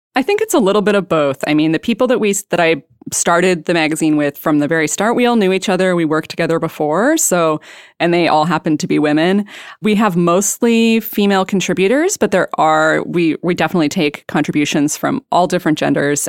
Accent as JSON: {"language": "English", "region": "British Columbia", "country": "Canada", "also_born_or_lived": "Vancouver", "moved": "as an adult", "lives_now": "Portland, United States", "said": "I'm from British Columbia"}